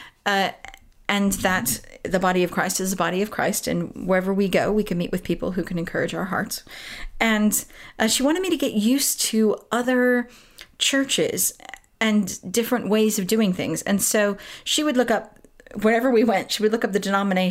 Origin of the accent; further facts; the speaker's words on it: Southern California, United States; moved away as an adult; now in United Kingdom; I grew up in Southern California